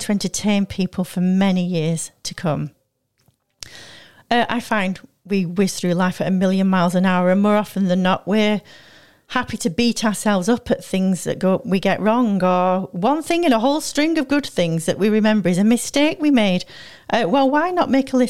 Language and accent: English; Manchester, North West England, United Kingdom; moved away; I came from Manchester